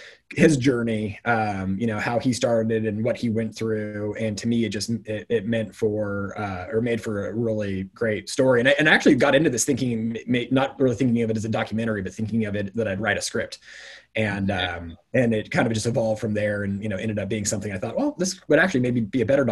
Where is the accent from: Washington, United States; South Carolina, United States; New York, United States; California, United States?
Washington, United States; Eastern; growing up in Eastern Washington